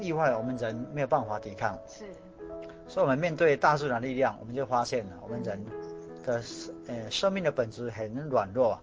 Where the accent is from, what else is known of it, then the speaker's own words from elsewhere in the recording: Tainan, Taiwan; 我是台南人